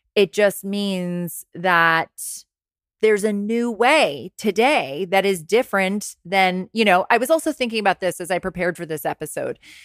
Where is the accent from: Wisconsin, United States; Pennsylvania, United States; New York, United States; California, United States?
New York, United States; Rye; I was working in a clothing store in my hometown in Westchester County. Rags on Purchase Street, Ryan, New York